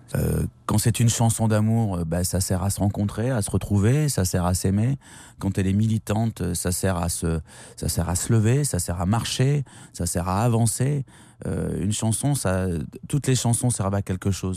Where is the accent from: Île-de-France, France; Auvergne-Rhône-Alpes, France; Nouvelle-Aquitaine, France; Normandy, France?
Nouvelle-Aquitaine, France; Bordeaux; j'ai fait tout ça à Bordeaux. Non, non, mais je, je suis bordelais